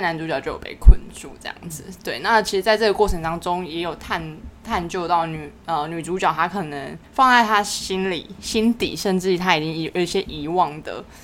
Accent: Tainan, Taiwan; moved away as an adult; 因为我是在台南的时候，就是我的老家

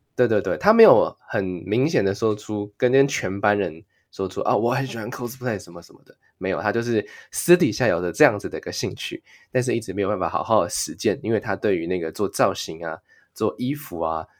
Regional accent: Taiwan; moved away as an adult; now in Japan; 顺口用那个日语跟大家讲说我是台湾人这样子

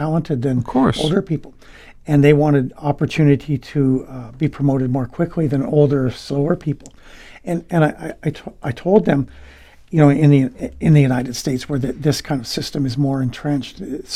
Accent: British Columbia, Canada; moved away as an adult; also born or lived in Japan / Korea; now in Taiwan; I'm from British Columbia. It's a western part of Canada. And we played rugby in school

